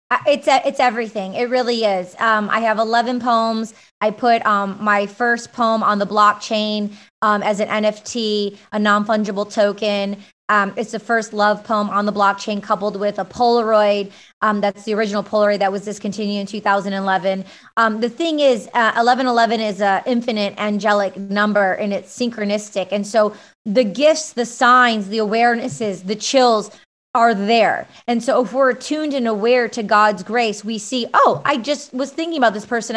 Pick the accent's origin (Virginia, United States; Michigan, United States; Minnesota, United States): Michigan, United States; I grew up in Michigan with a big Greek family